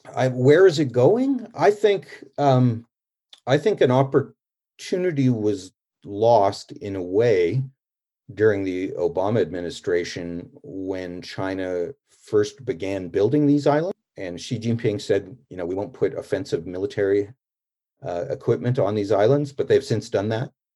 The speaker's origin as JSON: {"language": "English", "country": "Canada", "said": "I'm a Canadian"}